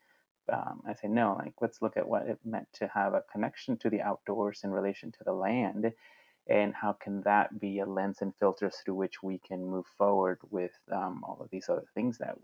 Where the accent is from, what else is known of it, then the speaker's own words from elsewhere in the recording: Mexico; now in United States; I had the benefit of being born and growing up in Mexico